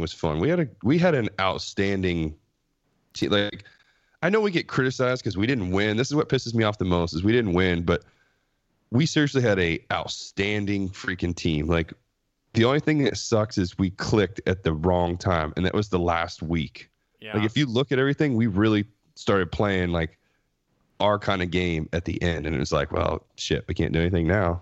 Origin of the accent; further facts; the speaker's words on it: Ohio, United States; now in Texas, United States; I'm not from here as well. I'm from Ohio